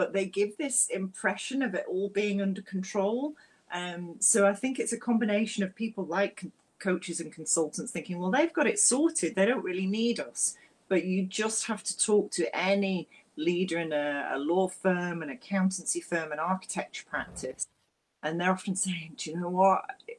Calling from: Edinburgh, Scotland, United Kingdom; I'm speaking from Edinburgh in a very dark, rainy Scotland.

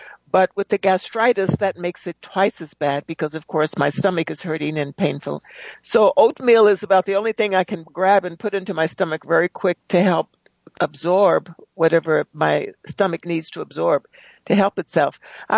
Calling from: Palmdale, California, United States; I'm calling from Palmdale, California.

